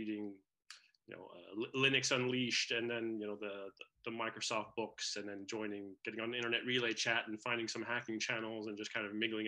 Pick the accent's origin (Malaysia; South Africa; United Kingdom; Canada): Canada; moved away; also born or lived in Netherlands / United States; I was born in the Netherlands. I grew up in Canada, but for a couple of years, I went back to live with my father there